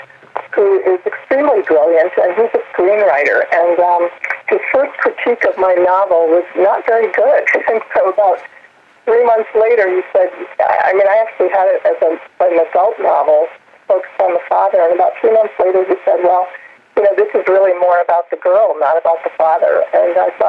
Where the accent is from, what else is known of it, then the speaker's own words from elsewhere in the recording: New York City, New York, United States; moved away as an adult; also born or lived in Northeast United States; now in Hubert, North Carolina, United States; I was born in New York City, right outside it, and until a year ago, spent my entire life in the Northeast